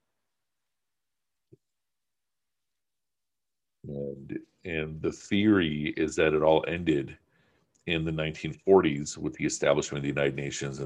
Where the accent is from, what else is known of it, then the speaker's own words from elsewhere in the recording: Pakistan; I'm speaking as a Pakistani